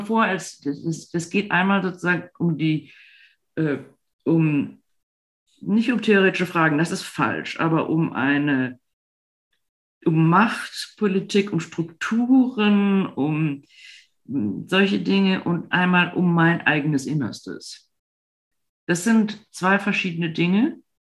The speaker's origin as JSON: {"language": "German", "region": "Rhineland", "country": "Germany", "tie": "born or raised there", "also_born_or_lived": "Berlin", "moved": "yes", "lives_now": "Munich, Germany", "said": "nun bin ich im Rheinland groß geworden"}